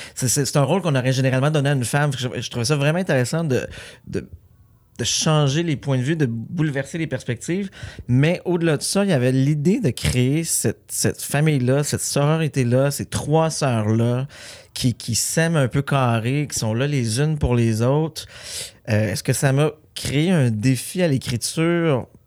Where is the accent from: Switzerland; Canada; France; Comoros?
Canada; Saint-Armand, Quebec; j'ai tourné plusieurs films sur la ferme familiale. C'était vraiment un retour aux sources.